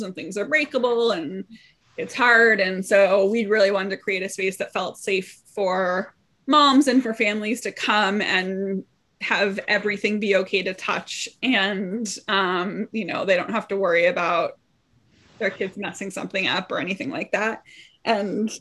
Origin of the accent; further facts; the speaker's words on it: Los Angeles, California, United States; moved away as an adult; now in Evanston, United States; I come from a big city. I'm from Los Angeles, and I just moved to Evanston 4 years ago